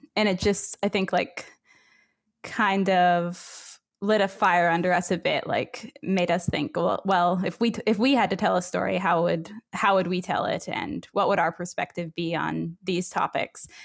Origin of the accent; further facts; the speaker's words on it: north of Waterloo, Ontario, Canada; I grew up uh, north of Waterloo, um, Ontario, um, and it was a small uh, small village